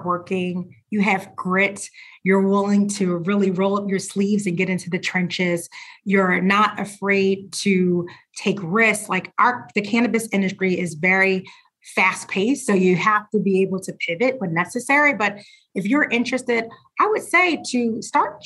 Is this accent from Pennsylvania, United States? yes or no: yes; Philadelphia, Pennsylvania, United States; I grew up in Philadelphia